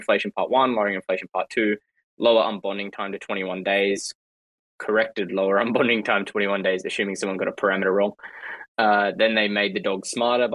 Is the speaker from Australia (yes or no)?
yes; Australia; I'm Australian